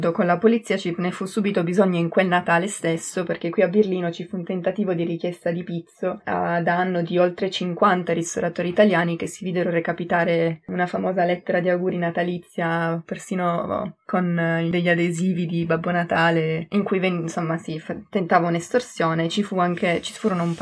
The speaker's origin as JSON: {"language": "Italian", "town": "Rivoli", "region": "Piedmont", "country": "Italy", "tie": "born or raised there", "moved": "as an adult", "lives_now": "Germany", "said": "Io sono italiana, sono cresciuta vicino a Torino, in particolare a Rivoli."}